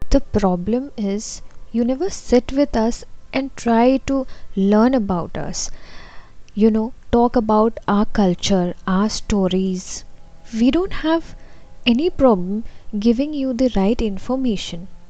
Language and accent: Hindi; Assam, India; moved away; जब से मैं नॉर्थ ईस्ट से बाहर कदम रखा है